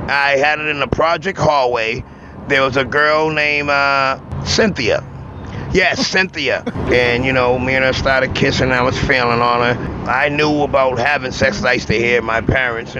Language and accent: English; Boston, Massachusetts, United States; I'm from Boston, Massachusetts, Roxbury